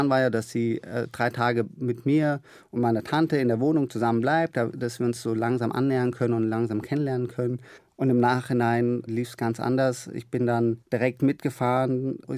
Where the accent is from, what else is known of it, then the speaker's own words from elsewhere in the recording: Germany; Äh, also meine Heimat ist äh, Deutschland, ganz klar. Ich sehe mich auch als Deutschen